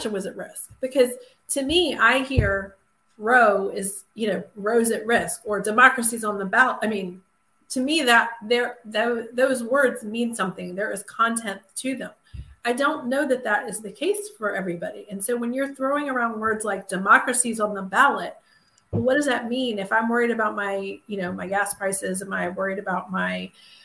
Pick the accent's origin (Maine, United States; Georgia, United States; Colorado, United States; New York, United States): Georgia, United States; Atlanta; I grew up in Atlanta in the late 70s and 80s